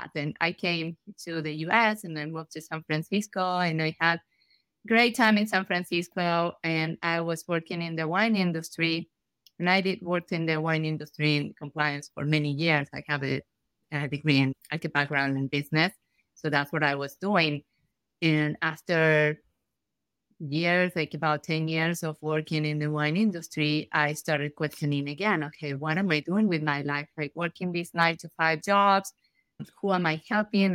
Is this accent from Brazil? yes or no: no; Argentina; moved away as an adult; now in United States; I'm from Argentina.